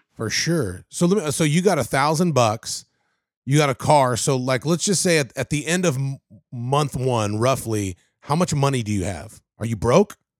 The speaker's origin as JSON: {"language": "English", "town": "Covina", "region": "California", "country": "United States", "tie": "born or raised there", "moved": "as an adult", "lives_now": "Tennessee, United States", "said": "I grew up in Covina. I went to South Hills High School in West Covina"}